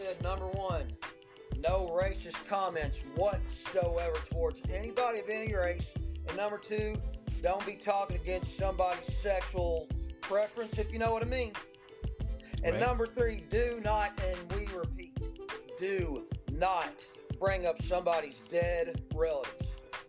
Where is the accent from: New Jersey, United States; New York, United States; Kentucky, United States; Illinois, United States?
Kentucky, United States; I'm from Kentucky, my man.